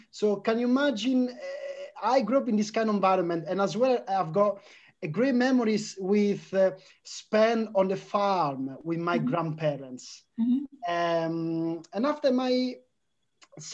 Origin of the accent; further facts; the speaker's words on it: Italy; English is a second language; Yes, it is, Kay. So my family originally is from the north of Italy.